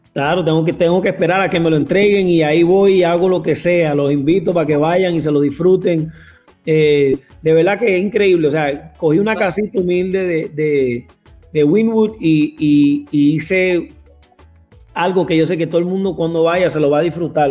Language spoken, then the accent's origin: Spanish; Puerto Rico; also born or lived in Colombia; yo soy boricua de pura cepa, yo amo Puerto Rico, es mi isla